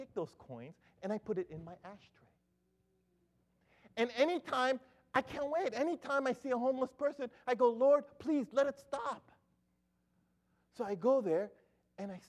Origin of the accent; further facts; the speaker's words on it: Philippines; as a Filipino